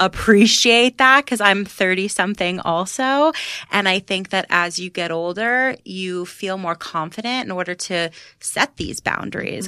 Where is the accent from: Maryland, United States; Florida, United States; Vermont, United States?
Florida, United States; now in New York, United States; I'm from Florida